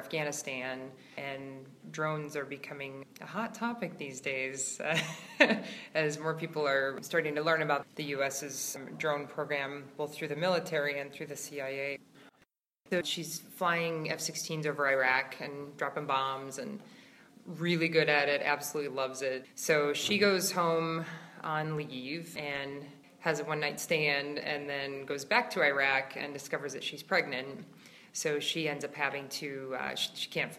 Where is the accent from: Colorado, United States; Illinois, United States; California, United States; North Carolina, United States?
Colorado, United States; Franktown; I've lived in Colorado my whole life. I grew up in Franktown.